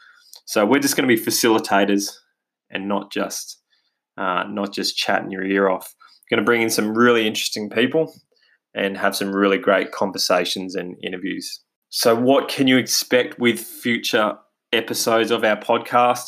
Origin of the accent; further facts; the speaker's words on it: Australia; accent: Australian; as you can probably hear from my accent, we're based here in Australia